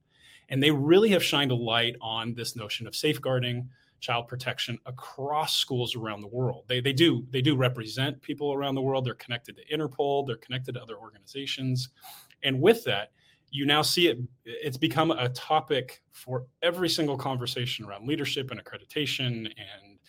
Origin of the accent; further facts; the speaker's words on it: United States; moved away; I'm American